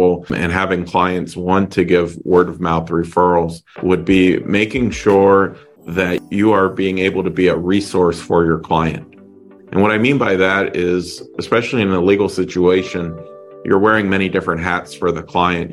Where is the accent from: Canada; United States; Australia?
United States; just outside of Pittsburgh, Pennsylvania; also born or lived in Florida; now in Deerfield Beach, United States; I grew up in just outside of Pittsburgh, Pennsylvania.